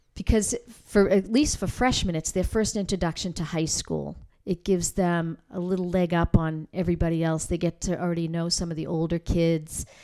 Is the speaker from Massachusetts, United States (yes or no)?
yes; North Andover, Massachusetts, United States; moved away as an adult; now in Newburyport, United States; I grew up here in North Andover, second generation.